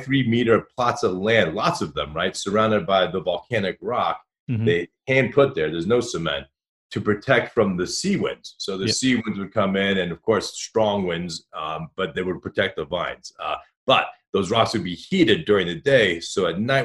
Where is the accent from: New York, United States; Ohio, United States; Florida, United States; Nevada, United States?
Ohio, United States; Dayton; also born or lived in Newport Beach, California; I grew up in Dayton, Ohio